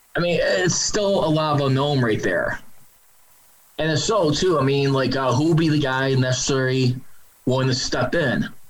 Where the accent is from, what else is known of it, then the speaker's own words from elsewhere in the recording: Chicago, Illinois, United States; my hometown Chicago Bears